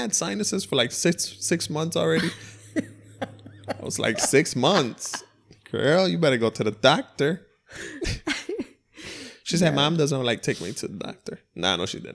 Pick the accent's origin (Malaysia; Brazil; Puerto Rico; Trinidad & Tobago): Puerto Rico; moved away; also born or lived in United States; I lived in the States and I'm from Puerto Rico